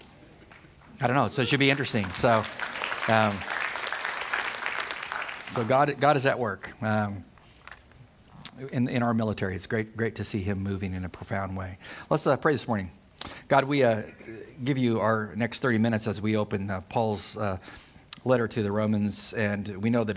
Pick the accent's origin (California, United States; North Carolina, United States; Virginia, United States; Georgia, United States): California, United States; Poway; I'm from Poway, California. When my dad transferred to the federal building in San Diego with customs, they purchased a home in Poway, and I married the girl next door, Liz